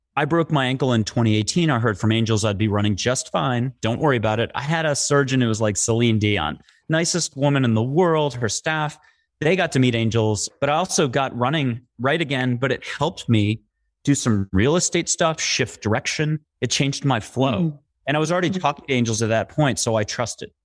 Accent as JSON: {"language": "English", "region": "East Coast", "country": "United States", "tie": "born or raised there", "also_born_or_lived": "New York", "said": "I'm an East Coaster, born and raised"}